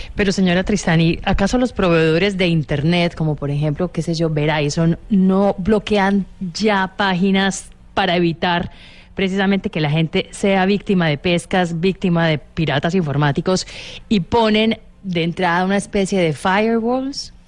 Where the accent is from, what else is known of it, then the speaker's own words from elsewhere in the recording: United States; mi país